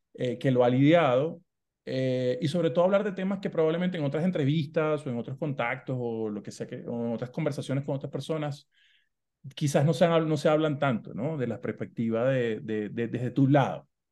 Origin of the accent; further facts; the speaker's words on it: Maracaibo, Zulia, Venezuela; de donde yo soy, de Maracaibo, Venezuela